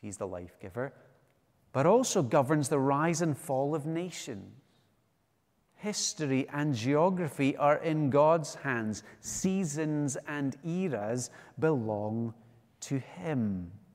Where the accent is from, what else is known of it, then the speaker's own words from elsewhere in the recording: West Coast of Scotland, United Kingdom; now in Edinburgh, United Kingdom; I'm from the West Coast